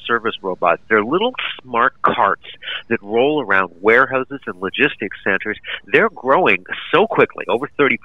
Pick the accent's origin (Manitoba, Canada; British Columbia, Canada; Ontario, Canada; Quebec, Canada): British Columbia, Canada; Vancouver; I grew up in Vancouver